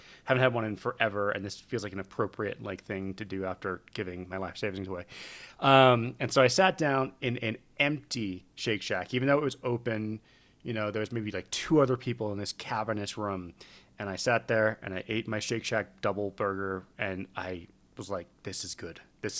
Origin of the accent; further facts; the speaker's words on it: England, United Kingdom; And he picked up on my accent and asked if I was from England. And I said, yeah.